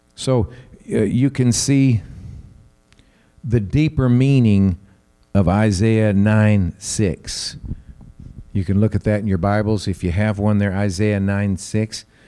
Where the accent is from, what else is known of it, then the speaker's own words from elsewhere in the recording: the South, United States; I have family because I'm from the South